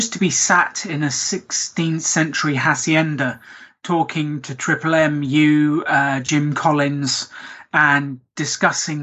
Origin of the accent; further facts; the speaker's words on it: Basingstoke, South East England, United Kingdom; I'm from England. I'm from the south of England, a place called Basingstoke